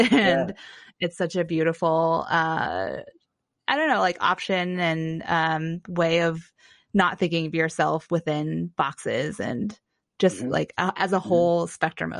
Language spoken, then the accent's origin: English; Ohio, United States; moved away; See, Ohio, I'm also adopted Korean.